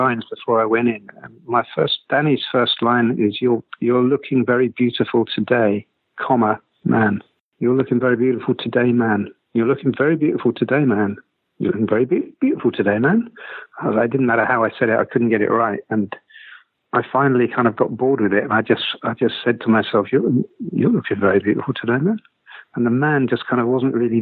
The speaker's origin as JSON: {"language": "English", "town": "Lewes", "region": "South East England", "country": "United Kingdom", "tie": "born or raised there", "also_born_or_lived": "London", "moved": "as an adult", "said": "I'm from Lewes in East Sussex in England, and punk didn't get there until kind of 1980, really."}